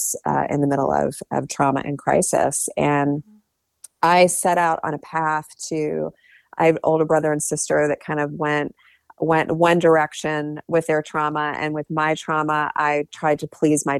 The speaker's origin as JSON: {"language": "English", "region": "Ohio", "country": "United States", "tie": "born or raised there", "said": "I grew up in Ohio"}